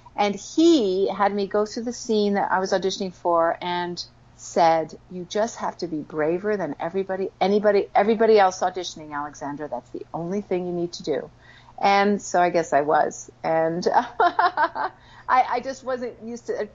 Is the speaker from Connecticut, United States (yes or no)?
yes; West Cornwall, Connecticut, United States; also born or lived in New York City / Paris / Massachusetts; we grew up in the country, uh, West Cornwall, Connecticut.